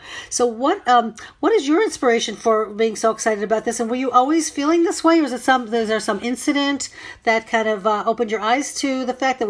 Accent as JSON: {"language": "English", "town": "Buffalo", "region": "New York", "country": "United States", "moved": "yes", "said": "I'm from Buffalo, if that matters. I'm originally from Buffalo."}